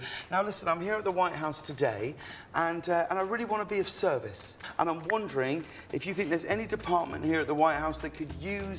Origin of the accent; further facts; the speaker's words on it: United Kingdom; now in Los Angeles, United States; I'm a British talk show host who lives in Los Angeles.